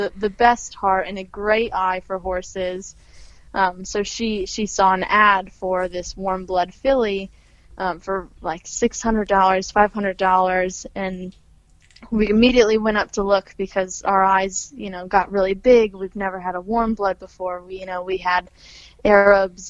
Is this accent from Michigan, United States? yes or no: no; Olean, New York, United States; moved away as an adult; now in Chester County, Pennsylvania, United States; that's my hometown, Olean